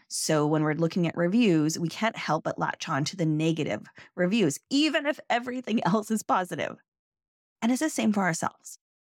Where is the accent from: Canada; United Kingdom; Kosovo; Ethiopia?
Canada; I'm Canadian